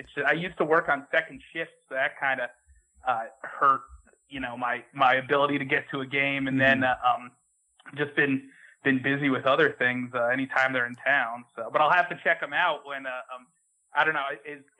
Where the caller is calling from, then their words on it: Greenville, South Carolina, United States; So I'm actually calling from Greenville, South Carolina.